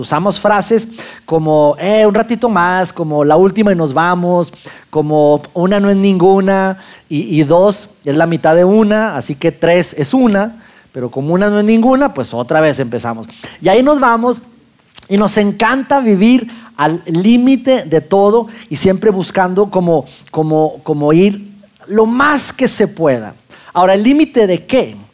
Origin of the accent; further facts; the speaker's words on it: Mexico; now in Saltillo, Mexico; macho mexicano